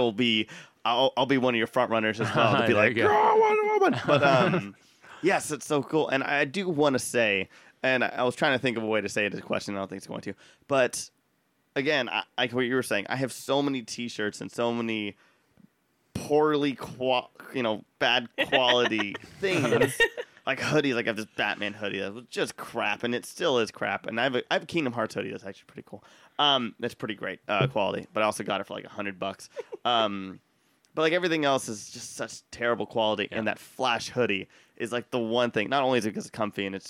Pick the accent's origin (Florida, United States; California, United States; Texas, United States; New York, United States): Texas, United States; Austin; I'm from Austin